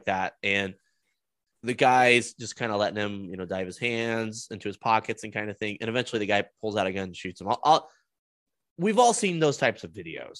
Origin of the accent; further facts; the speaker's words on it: Denver, Colorado, United States; I grew up in the Denver metro area